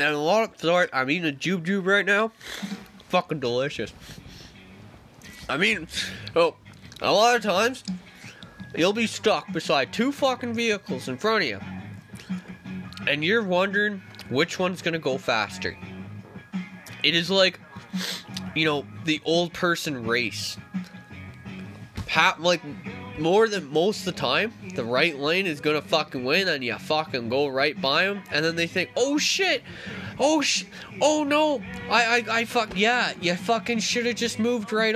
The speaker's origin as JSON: {"language": "English", "region": "Ontario", "country": "Canada", "tie": "born or raised there", "moved": "yes", "lives_now": "British Columbia, Canada", "said": "I grew up in Ontario."}